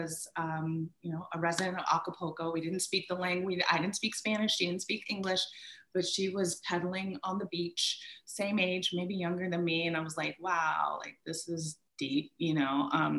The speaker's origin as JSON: {"language": "English", "country": "Bermuda", "tie": "born there", "said": "and I was born in Bermuda. I would go back and forth to Bermuda"}